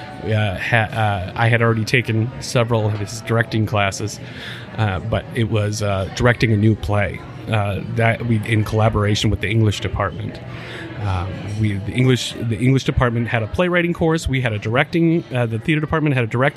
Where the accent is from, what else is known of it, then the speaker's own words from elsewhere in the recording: Aberdeen, South Dakota, United States; also born or lived in Vermillion, South Dakota; growing up in Aberdeen